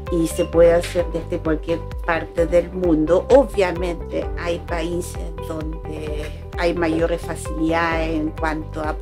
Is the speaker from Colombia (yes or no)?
yes; Colombia; now in Chile; cuando yo llegué de Colombia a Chile